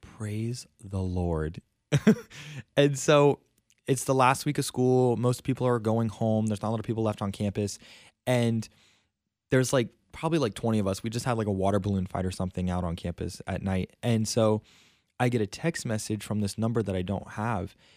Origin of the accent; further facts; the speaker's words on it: South Florida, United States; moved away as an adult; now in Stockton, United States; I am from South Florida, and I've lived there my entire life. I was born and raised there